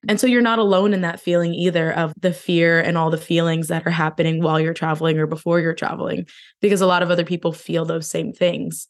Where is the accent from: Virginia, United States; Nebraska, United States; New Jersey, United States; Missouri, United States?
New Jersey, United States; moved away; I'm originally from New Jersey